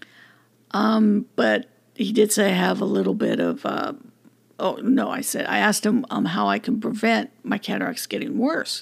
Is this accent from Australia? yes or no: no; California, United States; I'm grateful for being born in California, being born and raised in California.